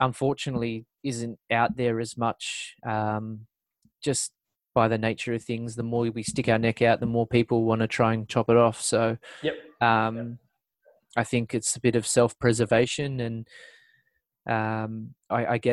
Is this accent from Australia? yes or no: yes; Parramatta, New South Wales, Australia; born or raised there